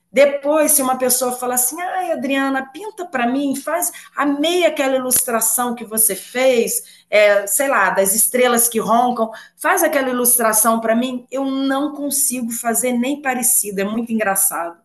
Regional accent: Rio de Janeiro, Brazil; moved away as an adult; now in Juiz de Fora, Brazil; eu sou carioca, né? E moro em Juiz de Fora, em Minas. Mudei para Minas tem mais ou menos uns 11 anos

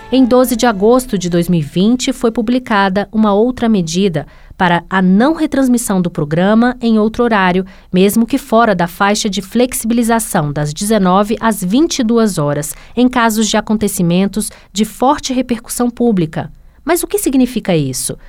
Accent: São Luís, Maranhão, Brazil; eu sou de São Luís, Maranhão.

